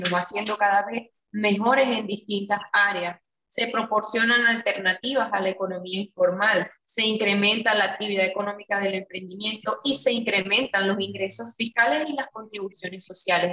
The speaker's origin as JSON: {"language": "Spanish", "country": "Venezuela", "moved": "as an adult", "lives_now": "Curaçao", "said": "cuando salí de Venezuela, llego aquí"}